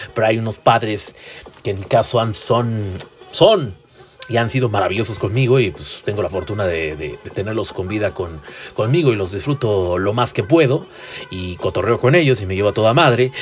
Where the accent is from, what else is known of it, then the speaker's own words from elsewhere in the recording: Tlalnepantla de Baz, State of Mexico, Mexico; Yo soy del municipio de Tlalnepantla de Bras, un municipio muy chiquichisis y muy chiquistrastas.